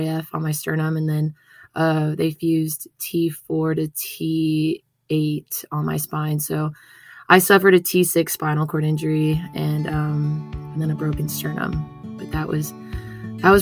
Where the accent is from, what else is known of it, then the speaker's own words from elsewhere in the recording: Las Vegas, Nevada, United States; moved away as an adult; now in Reno, United States; I was born and raised in Vegas